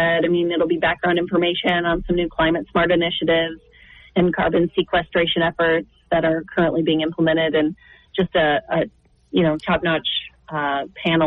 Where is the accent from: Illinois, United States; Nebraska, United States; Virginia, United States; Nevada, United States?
Nebraska, United States; Northeast; moved away as an adult; also born or lived in Missouri / Kansas City; I grew up in Northeast Nebraska